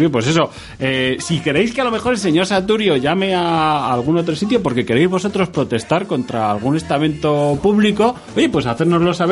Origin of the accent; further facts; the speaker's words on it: Segovia, Castile and León, Spain; soy de Sagovia.